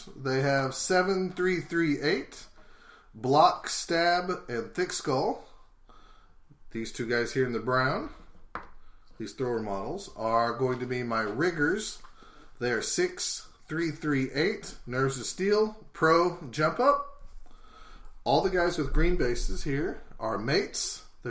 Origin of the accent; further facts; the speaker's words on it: United States; We're American, so we think American football.